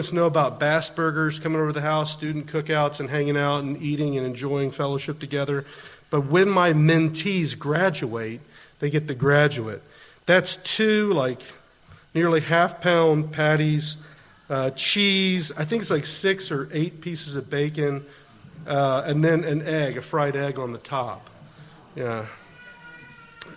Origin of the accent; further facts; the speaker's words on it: United States; moved away as an adult; now in Netherlands; I'm an American